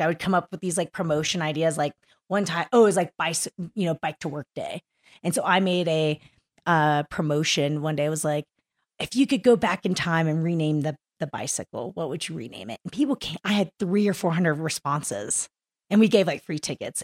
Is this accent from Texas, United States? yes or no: yes; Kingwood, Texas, United States; moved away; I'm from Kingwood, Texas